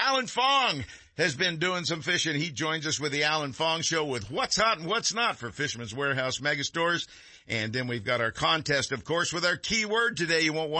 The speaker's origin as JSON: {"language": "English", "town": "Texarkana", "region": "Texas", "country": "United States", "tie": "born or raised there", "said": "Yeah, well, I was born in Texarkana"}